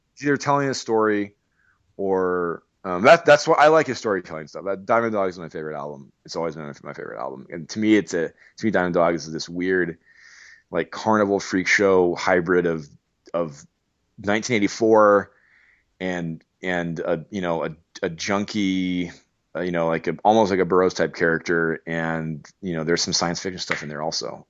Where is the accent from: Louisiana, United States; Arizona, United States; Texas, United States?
Arizona, United States; I'm from Arizona